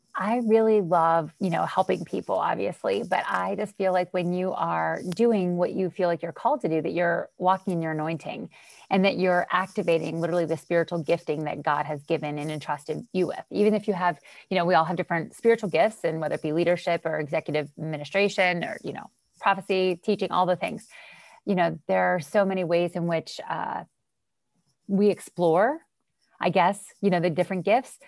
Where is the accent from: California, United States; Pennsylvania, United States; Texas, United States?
Pennsylvania, United States; Western; moved away as an adult; also born or lived in Florida; I'm from Western Pennsylvania